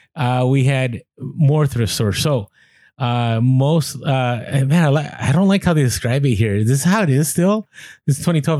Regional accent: San Francisco, California, United States; moved away; I grew up ride in Muni, which Muni is the bus uh the bus company out there

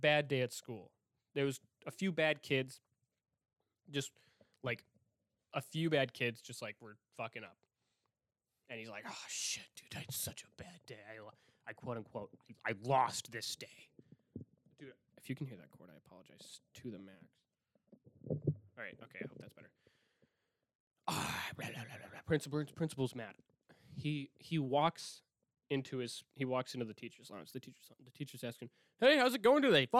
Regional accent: Milwaukee, Wisconsin, United States; I'm from Milwaukee

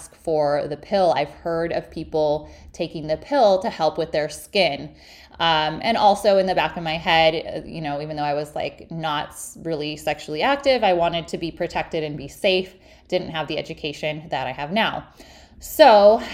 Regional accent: Illinois, United States; moved away as an adult; also born or lived in Milwaukee / San Diego / South Carolina; I'm originally from Illinois.

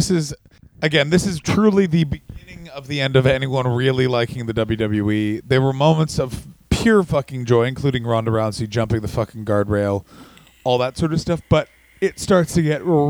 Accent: Ottawa, Ontario, Canada; I'm from Ottawa, Ontario, Canada, the capital of Canada

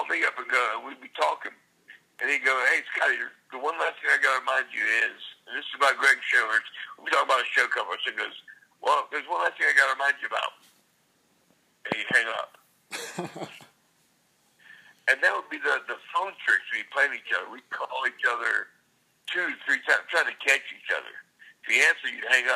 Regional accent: Savannah, Georgia, United States; moved away as an adult; also born or lived in Atlanta, Georgia; Savannah, which is my hometown

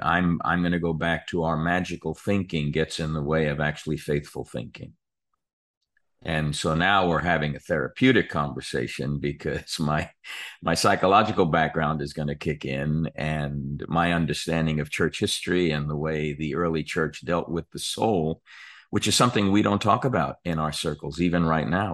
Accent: New York, United States; as a kid growing up in New York, we weren't all that far from Atlantic City or Asbury Park

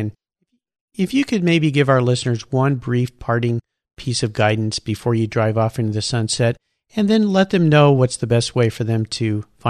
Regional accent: Southern California, United States; I grew up in Southern California surfing wind and sea.

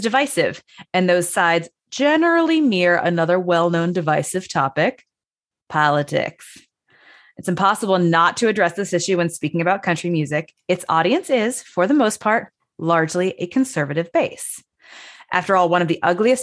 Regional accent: Chicago, Illinois, United States; I'm from Chicago

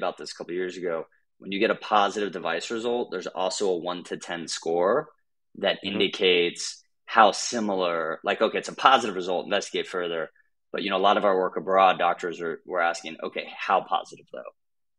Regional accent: Gainesville, Florida, United States; moved away as an adult; also born or lived in Brown University, Rhode Island; I grew up in North Central Florida in a small college town called Gainesville.

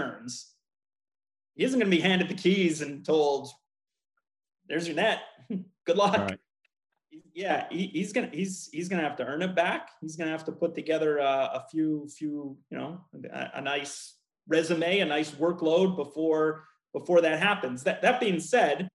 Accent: Montreal, Quebec, Canada; moved away as an adult; now in Washington, United States; born and raised in Montreal

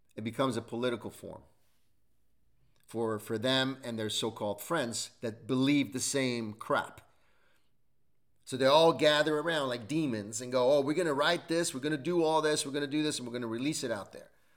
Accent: United States

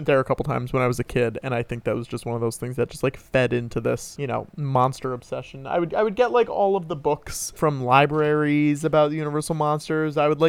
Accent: Connecticut, United States; I grew up in Connecticut

